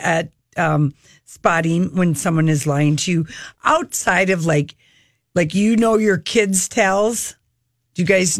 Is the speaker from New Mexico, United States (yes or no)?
no; Minnesota, United States; accent: Minnesota; he liked my Minnesota accent.